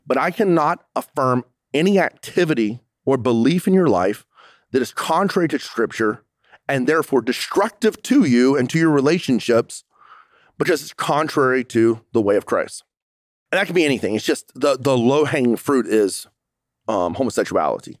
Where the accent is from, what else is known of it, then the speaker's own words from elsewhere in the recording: United States; I'm an American